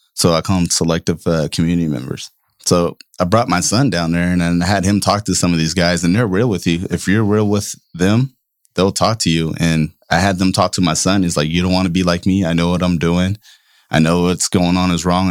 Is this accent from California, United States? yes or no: yes; Oakland, California, United States; growing up in Oakland in, uh, ninety-eighth and East fourteenth